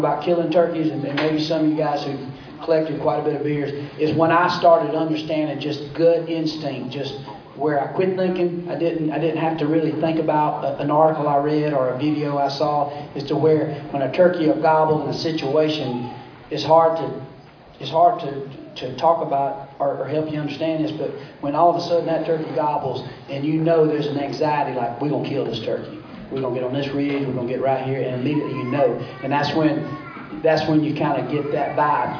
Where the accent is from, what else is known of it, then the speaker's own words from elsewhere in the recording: Georgia, United States; growing up in Georgia, I remember uh, hearing turkeys